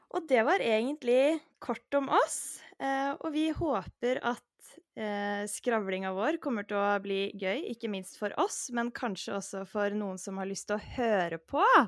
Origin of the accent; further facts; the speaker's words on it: Hvasser, Vestfold, Norway; also born or lived in Løren, Oslo; now in Oslo, Norway; jeg kommer egentlig fra Hvasser utafor Tjøme, men nå bor jeg på Løren